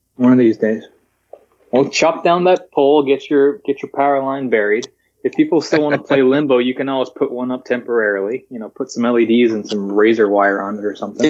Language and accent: English; Hawaii, United States; also born or lived in Alaska; growing up in Hawaii, working at Pearl Harbor